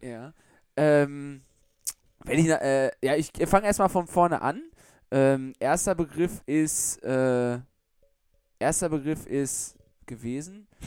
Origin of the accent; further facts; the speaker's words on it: Germany; Wir kommen zwar aus Deutschland